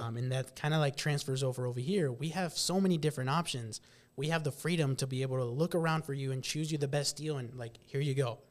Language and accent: English; West Point, Nebraska, United States; grew up, born and raised in West Point, Nebraska.